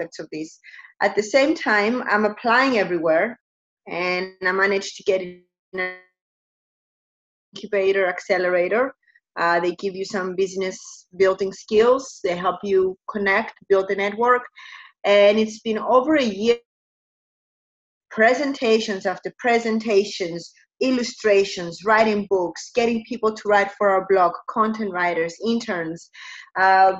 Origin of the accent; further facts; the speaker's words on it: Cyprus; moved away; also born or lived in United States; I am from Cyprus, but I spent quite a long time in the United States